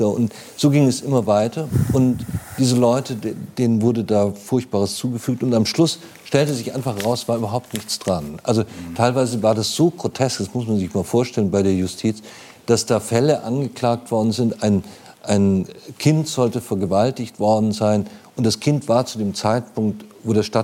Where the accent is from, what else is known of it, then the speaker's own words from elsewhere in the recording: Munich, Bavaria, Germany; als ich klein war, ähm, ich bin in München aufgewachsen, aber in München selbst auf der Leopoldstraße äh, gab es noch Kneipen.